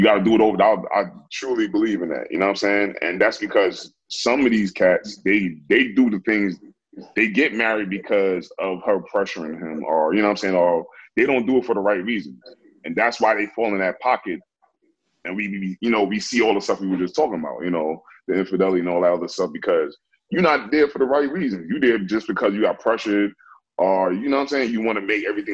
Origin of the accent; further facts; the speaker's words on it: Jamaica; I'm Jamaican